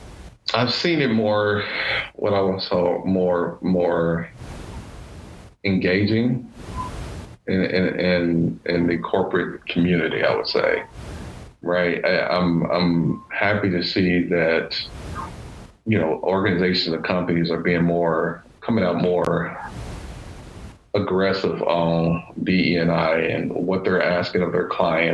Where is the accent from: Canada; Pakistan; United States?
United States; Louisville, Kentucky; I grew up in Louisville, Kentucky